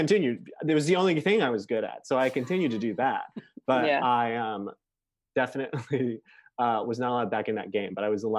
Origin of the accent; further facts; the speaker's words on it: Chicago, Illinois, United States; I grew up in Chicago in the 90s.